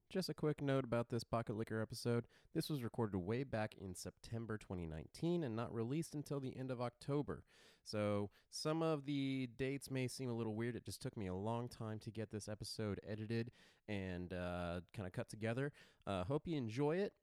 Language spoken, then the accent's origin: English; Savannah, Georgia, United States; I'm, I'm from Savannah originally. I grew up here